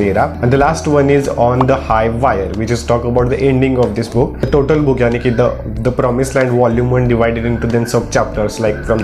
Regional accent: India; I am from the India

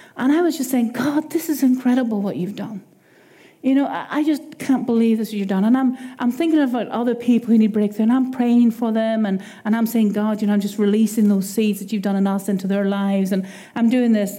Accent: Ireland; accent: Irish; my Irish accent

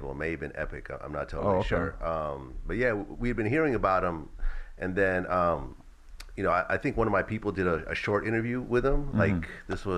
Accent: San Mateo, California, United States; also born or lived in Ukraine / Springfield, Massachusetts / San Francisco / Berkeley; I grew up in San Mateo, kind of a suburb of San Francisco

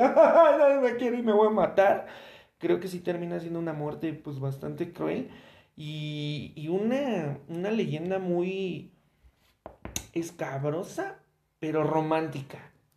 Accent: Mexico; como mexicanos

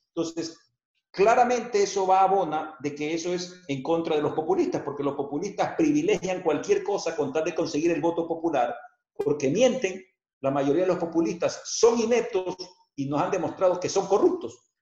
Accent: Guayaquil, Guayas, Ecuador; nos vamos a reinventar como guayaquileños y como ecuatorianos.

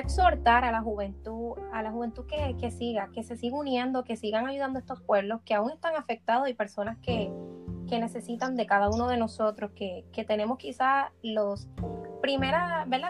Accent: Puerto Rico; El lado humano del puertorriqueño siempre es algo que nos ha caracterizado a todos

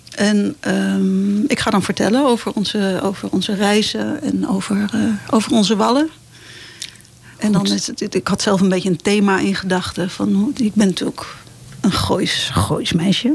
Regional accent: Het Gooi, North Holland, Netherlands; moved away; also born or lived in Amsterdam; mijn eigen oude dorp, het dorp waar ik ben opgegroeid, gedeeltelijk dan. Ik was ook al mhm. vroeg weg

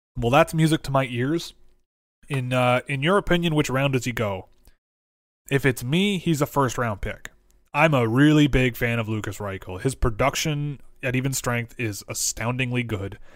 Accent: Canada; I'm from Canada

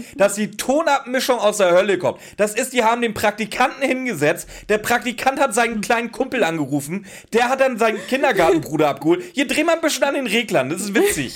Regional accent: Northern Germany, Germany; first language German; now in Swabian Jura, Germany; Ich bin ja Norddeutscher, wie ihr vielleicht schon ein, zwei Mal gehört habt. und ich bin ja hier in, in Schwabenländle gezogen, auf die Schwäbische Alb

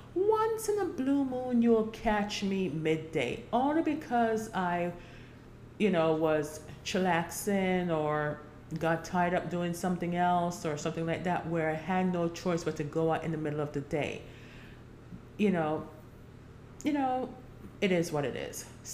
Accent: Jamaica; also born or lived in New York, United States / Florida, United States; now in Georgia, United States; So fall, but I've grew up in Jamaica. I grew up in New York. I grew up in Florida, and I'm here now in Georgia.

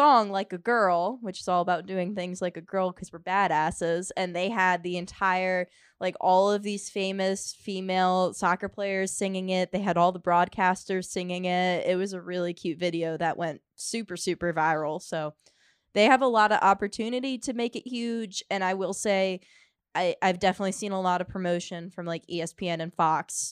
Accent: near Munich, Bavaria, Germany; moved away; I grew up near Munich, so I grew up hearing about Bayern

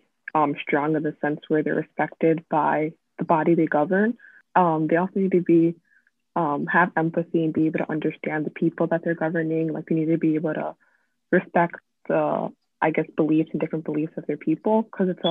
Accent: Syracuse, New York, United States; I'm 17 years old from Syracuse, New York

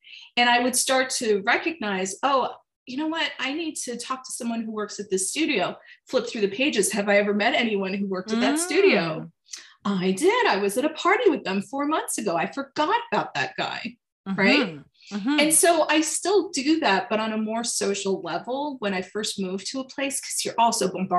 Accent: France; So even though I was from France, we were also like on tour.

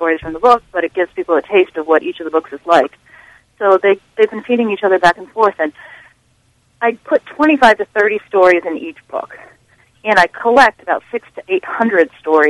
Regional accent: New York, New Jersey, Pennsylvania region, United States; I grew up in New York, New Jersey, Pennsylvania region, so those books were like a shoe-in.

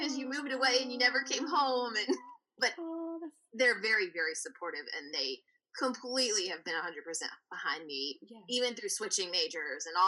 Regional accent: Virginia, United States; moved away as an adult; now in Savannah, United States; I'm from Virginia, and I grew up, born and raised there

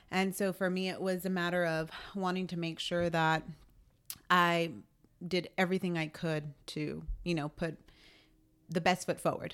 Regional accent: San Antonio, Texas, United States; born and raised in San Antonio.

